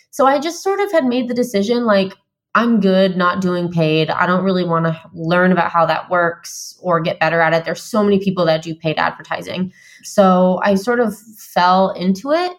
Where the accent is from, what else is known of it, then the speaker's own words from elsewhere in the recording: Vermont, United States; moved away as an adult; also born or lived in San Diego, California; So I just moved from San Diego, where I've lived for nine years, back to my home state of Vermont.